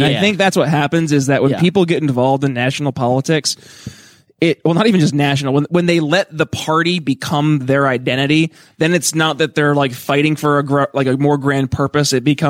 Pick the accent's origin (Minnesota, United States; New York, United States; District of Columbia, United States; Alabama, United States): New York, United States; North Country; moved away as an adult; also born or lived in Philadelphia; I was taken from the middle of the North Country where Jeremiah and I are cousins from.